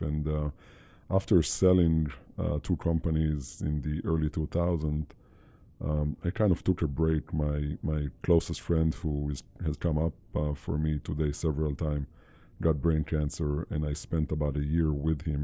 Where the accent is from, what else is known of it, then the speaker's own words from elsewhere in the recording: Israel; I, born and raised in Israel